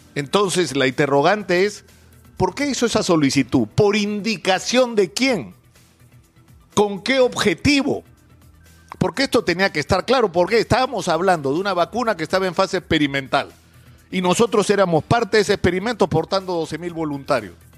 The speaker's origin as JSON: {"language": "Spanish", "country": "Peru", "said": "todos los peruanos"}